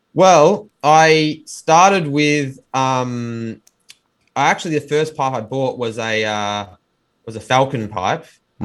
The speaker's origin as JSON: {"language": "English", "town": "Melbourne", "region": "Victoria", "country": "Australia", "tie": "born or raised there", "said": "born and bred in Melbourne, Australia"}